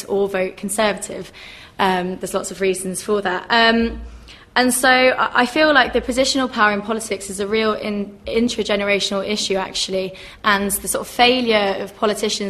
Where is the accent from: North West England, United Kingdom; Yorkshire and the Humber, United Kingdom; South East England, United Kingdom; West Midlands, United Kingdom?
South East England, United Kingdom; Crawley; I'm from Crawley in Sussex.